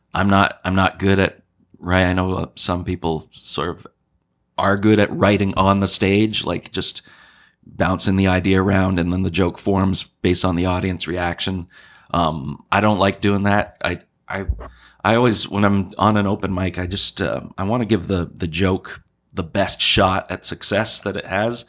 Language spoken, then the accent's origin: English; Montreal, Quebec, Canada; moved away; also born or lived in New Brunswick / Halifax; I'm from Montreal.